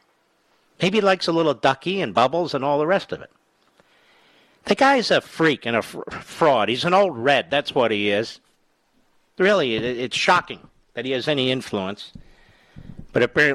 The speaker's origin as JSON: {"language": "English", "town": "Philadelphia", "region": "Pennsylvania", "country": "United States", "tie": "born or raised there", "said": "my hometown of Philadelphia"}